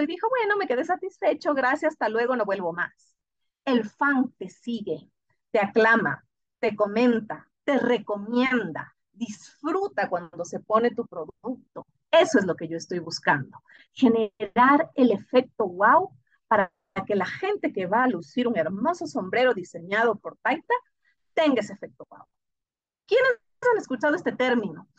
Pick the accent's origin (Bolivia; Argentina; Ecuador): Ecuador